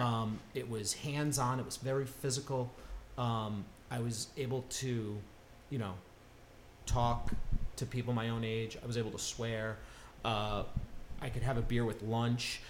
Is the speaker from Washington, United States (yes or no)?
no; Connecticut, United States; moved away as an adult; I grew up in Connecticut.